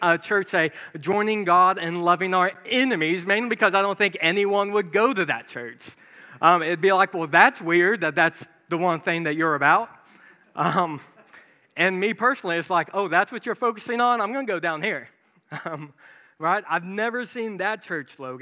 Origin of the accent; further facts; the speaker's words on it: Branson, Missouri, United States; I grew up in Branson, Missouri